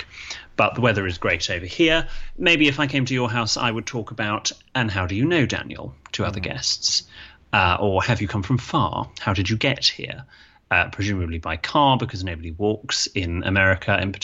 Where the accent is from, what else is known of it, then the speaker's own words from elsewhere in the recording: United Kingdom; in Britain, we don't really